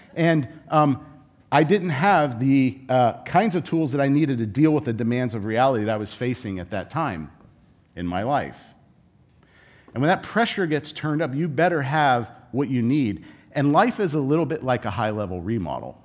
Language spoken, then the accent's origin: English; Southern California, United States; I grew up in Southern California.